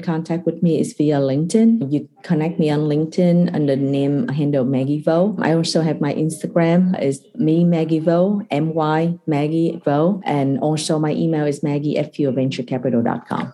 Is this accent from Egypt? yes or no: no; Vietnam; moved away as an adult; also born or lived in Kentucky / Singapore; I was born and raised in Vietnam.